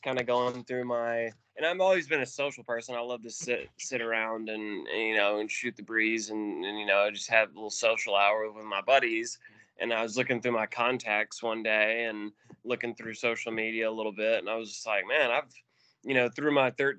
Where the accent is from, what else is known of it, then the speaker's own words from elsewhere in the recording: Birmingham, Alabama, United States; I grew up in the Birmingham area